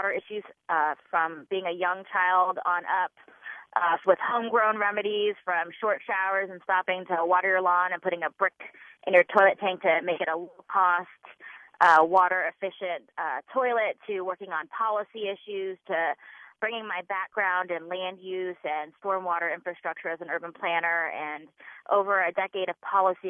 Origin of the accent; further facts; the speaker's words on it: California, United States; now in Skokie, United States; I grew up in California in the 80s and 90s under drought conditions